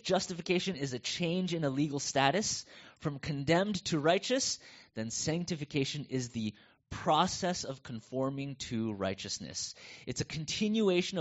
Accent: United States; accent: North American; moved away as an adult; now in Coburg, Australia; I still felt American. I still have this North American accent

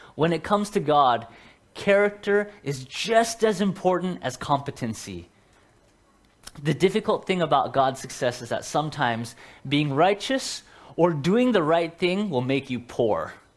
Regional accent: Seattle, Washington, United States; moved away; I'm from Seattle

